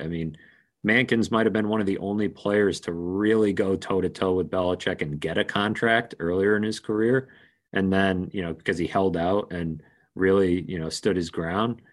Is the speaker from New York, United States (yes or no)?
no; near Merrimack College, Massachusetts, United States; Merrimack College is real close to where I grew up